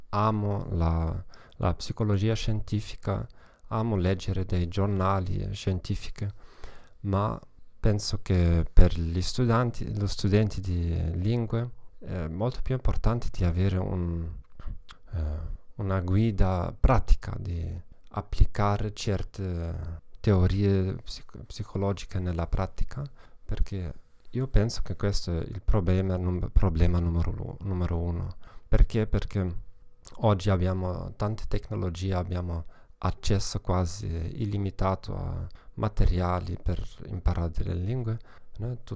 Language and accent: Italian; Germany; Italian is a second language; Come vedete non sono italiano affatto, sono tedesco e una piccola precauzione all'inizio, eh, quasi mai non ho la, l'opportunità di parlare italiano